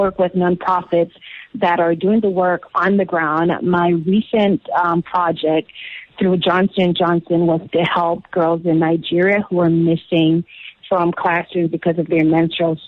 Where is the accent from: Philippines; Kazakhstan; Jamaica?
Jamaica; moved away; I am from Jamaica. I was born there.